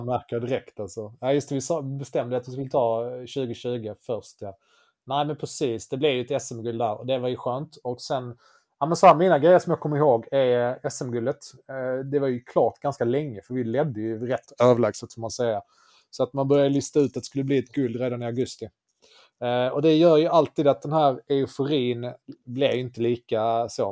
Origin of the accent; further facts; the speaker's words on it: Löddeköpinge, Skåne, Sweden; jag kommer från eh, Löddeköpinge